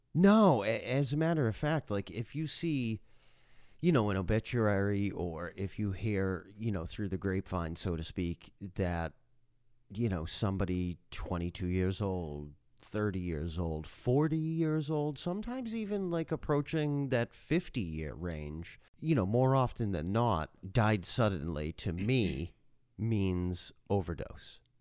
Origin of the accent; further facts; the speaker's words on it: Massachusetts, United States; moved away; I'm from Massachusetts.